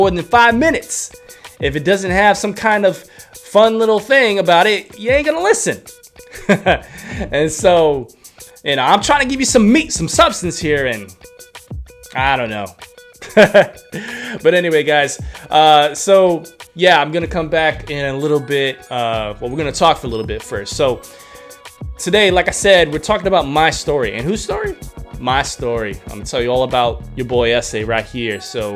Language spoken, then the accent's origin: English; New York City, New York, United States; moved away as an adult; I was born and raised in the Bronx of New York City. I lived there until I was 23 when I moved here